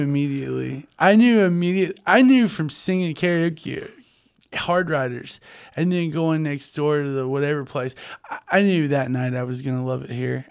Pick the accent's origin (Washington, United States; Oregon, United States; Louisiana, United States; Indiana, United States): Louisiana, United States; North; also born or lived in Monroe; growing up in North Louisiana